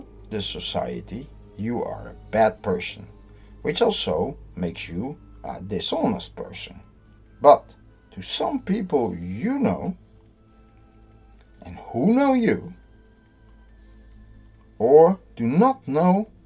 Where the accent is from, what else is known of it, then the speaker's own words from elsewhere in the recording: Netherlands; I'm from the Netherlands